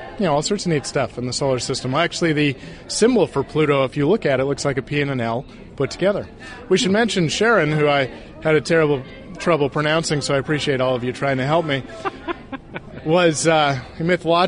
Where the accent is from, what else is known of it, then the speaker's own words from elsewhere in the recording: Sacramento, California, United States; I was a Central Valley guy myself growing up in Sacramento